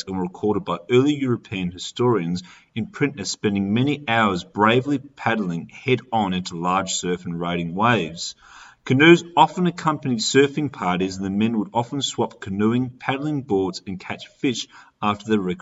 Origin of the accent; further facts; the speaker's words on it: Australia; growing up in Australia